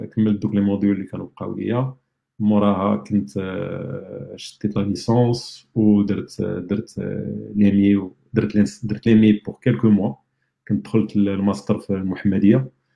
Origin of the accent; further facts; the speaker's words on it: Rabat, Rabat-Salé-Kénitra, Morocco; moved away; انا ولد الرباط كبرت في الرباط زدت في الرباط